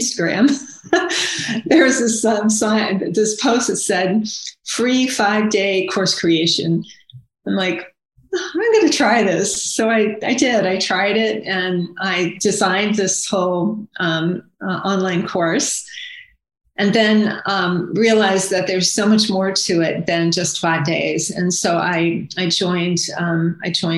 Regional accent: Akron, Ohio, United States; I grew up in Akron, Ohio, in suburbia.

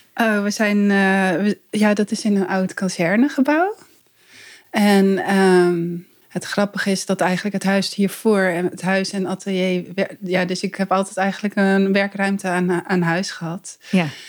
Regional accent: East Groningen, Netherlands; moved away as an adult; also born or lived in Zwolle; now in Arnhem, Netherlands; ik ben dus inderdaad opgegroeid in Oost-Groningen

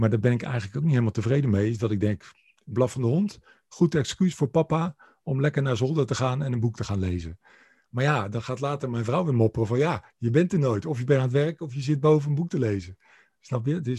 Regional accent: Rotterdam, South Holland, Netherlands; ik ben Rotterdammer

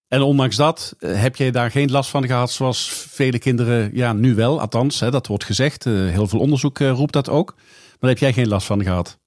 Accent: the south of the Netherlands, Netherlands; ik uit het zuiden van het land kom

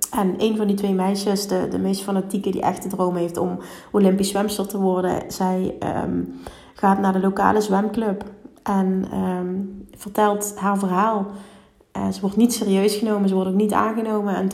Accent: Limburg, Netherlands; Heel veel oordelen op mezelf, überhaupt omdat ik uit Limburg kom.

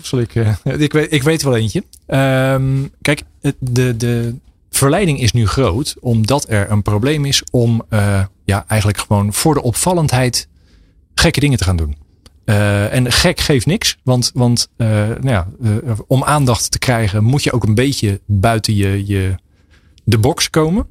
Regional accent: Pijnacker, South Holland, Netherlands; ik kom zelf uit Pijnakker.

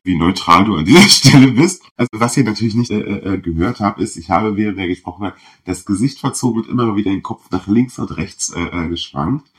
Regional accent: southern Brandenburg, Germany; ich komme aus Südbrandenburg, wo sich halt wirklich alle in meiner Klasse

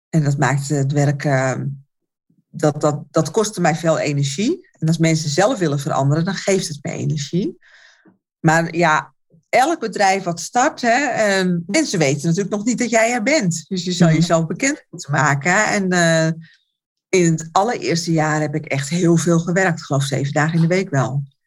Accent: Alkmaar, North Holland, Netherlands; Ik kom uit Alkmaar

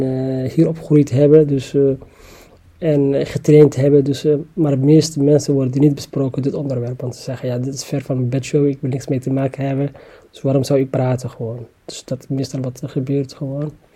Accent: Somalia; now in The Hague, Netherlands; Ik kom oorspronkelijk uit Somalië

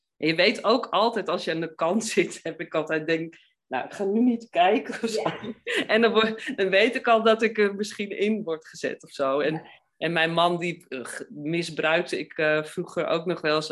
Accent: Amsterdam, North Holland, Netherlands; ik ben Amsterdammer

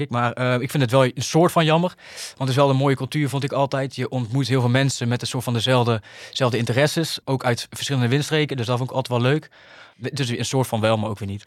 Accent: 's-Hertogenbosch, North Brabant, Netherlands; in de Muntel gewoond, waar ik vandaan kom

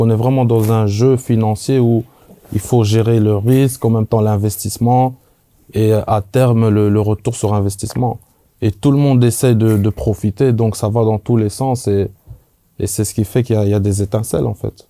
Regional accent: Belgium; moved away as an adult; je viens, je viens de Belgique

